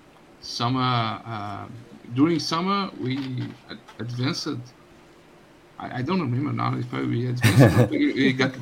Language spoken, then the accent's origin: English; Belo Horizonte, Minas Gerais, Brazil; English is a second language; I am from Belo Horizonte. It's a city in Brazil in the state of Minas Gerais.